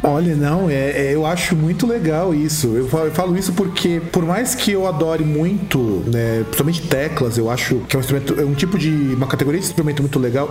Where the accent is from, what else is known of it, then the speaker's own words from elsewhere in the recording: Rio Grande do Sul, Brazil; now in Santo André, Brazil; lá no Rio Grande do Sul, lá na minha terrinha, porque afinal de contas eu também vim de lá